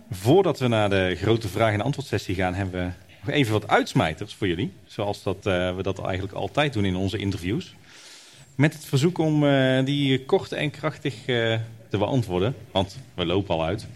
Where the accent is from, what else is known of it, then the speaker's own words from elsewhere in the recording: Tilburg, North Brabant, Netherlands; Ik kom uit Tilburg